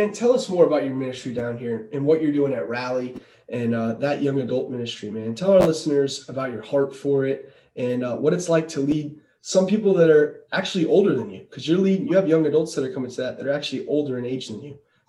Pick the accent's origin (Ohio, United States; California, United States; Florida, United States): Florida, United States; South; growing up in South Florida.